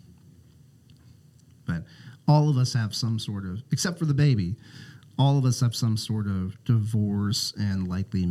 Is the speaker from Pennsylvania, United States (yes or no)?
yes; South Central Pennsylvania, United States; moved away as an adult; also born or lived in Minneapolis, Minnesota; now in Portland, United States; I moved to Minnesota after college and... kind of spent most of my adult life there so far, but I grew up in South Central Pennsylvania